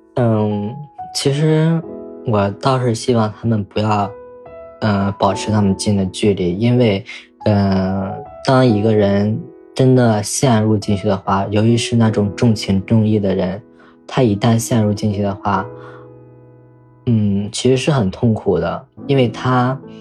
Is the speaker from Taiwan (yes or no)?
no; northern China, China; 我来自 ，嗯，北方的一个很小的一个城市